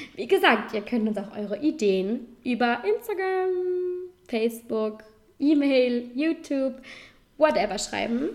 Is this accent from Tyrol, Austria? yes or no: no; Vorarlberg, Austria; accent: Vorarlberg dialect; man unterteilt Vorarlberg eigentlich in Oberland und Unterland. Wohnen tue ich im Oberland